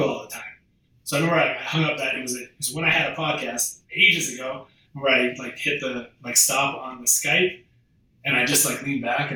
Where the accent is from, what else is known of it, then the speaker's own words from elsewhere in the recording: Canada; moved away as an adult; also born or lived in Australia; I'm from Canada